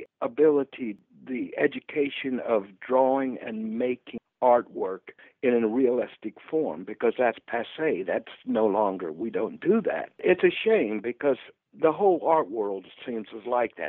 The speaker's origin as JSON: {"language": "English", "town": "Stuart", "region": "Florida", "country": "United States", "tie": "born or raised there", "moved": "yes", "lives_now": "Orlando, United States", "said": "I was doing a lot of shows in South Florida, down in Stuart, which is my hometown"}